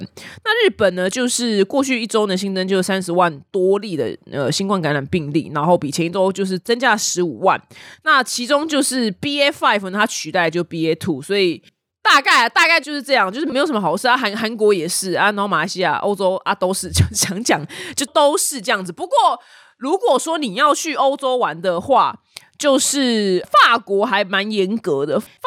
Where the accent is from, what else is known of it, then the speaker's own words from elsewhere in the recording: Taiwan; 所以相较之下，我们台湾人的上涨幅度比较大化。